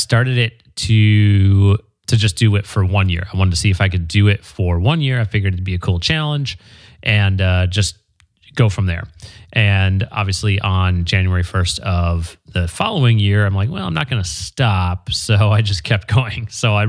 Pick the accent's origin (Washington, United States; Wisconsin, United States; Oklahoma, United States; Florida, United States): Wisconsin, United States; Green Bay; now in Marina Del Rey, United States; Green Bay, Wisconsin.